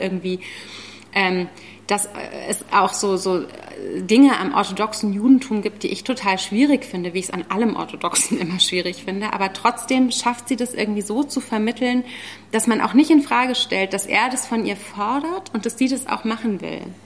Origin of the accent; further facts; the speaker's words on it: the Zone, East Germany, Germany; ich bin ja auch aus der Zone